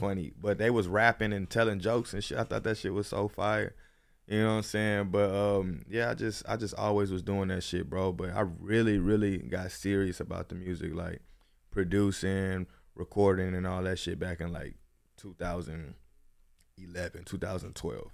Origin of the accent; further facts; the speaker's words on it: Houston, Texas, United States; moved away as an adult; now in Los Angeles, United States; I'm from Houston, Texas. I've been out here in L A for four years